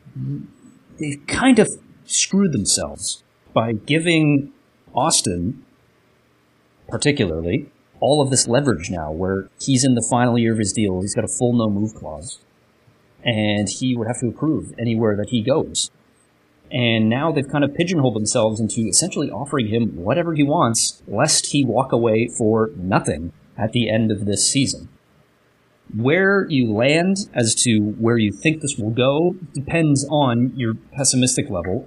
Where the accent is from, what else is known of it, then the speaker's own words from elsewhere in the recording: Canada; Canada Jindes, which means I'm Canadian